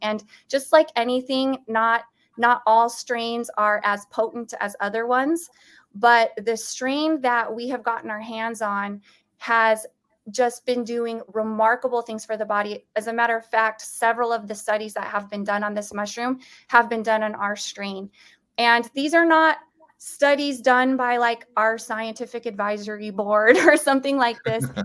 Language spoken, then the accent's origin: English; United States; as an American